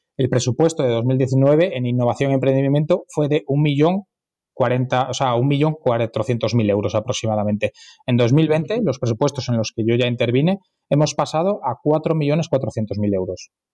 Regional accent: Madrid, Community of Madrid, Spain; Los madrileños acogemos a todos como si fueran madrileños

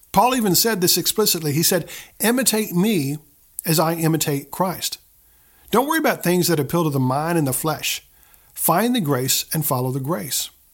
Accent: the Bible Belt, United States; I grew up in the Bible Belt

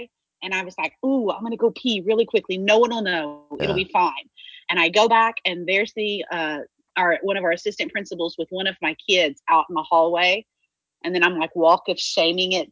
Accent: Caddo Mills, Texas, United States; I grew up in Caddo Mills, a tiny little town

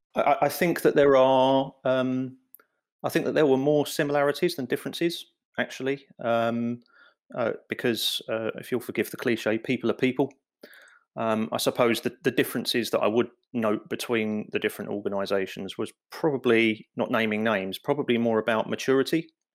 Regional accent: London, United Kingdom; I grew up in the East End of London

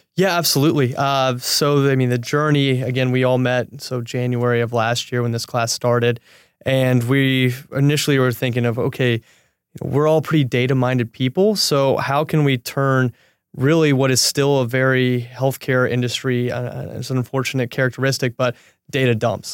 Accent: Midwest, United States; moved away as an adult; now in Los Angeles, United States; I'm originally from the Midwest

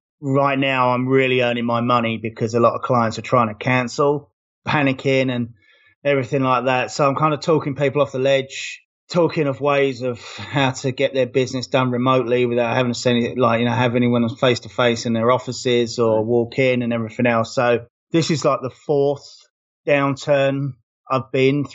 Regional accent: London, United Kingdom; now in Las Vegas, United States; I'm from London. I live in the Las Vegas suburbs, about 10 miles east of the apocalyptic Las Vegas Strip right now.

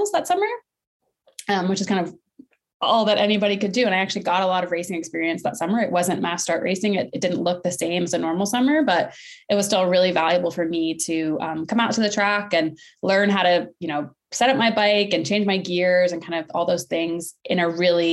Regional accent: Maine, United States; I grew up in Maine

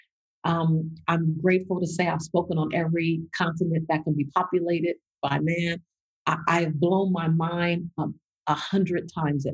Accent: Los Angeles, California, United States; growing up in South Central Los Angeles, my highest grade was a C+ in school

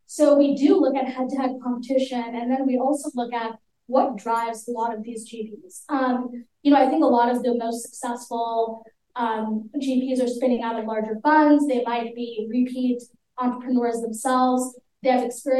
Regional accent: Palo Alto, California, United States; I'm from Palo Alto

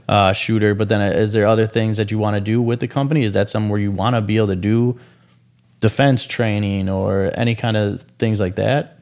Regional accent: Wisconsin, United States; I'm, I'm from Wisconsin

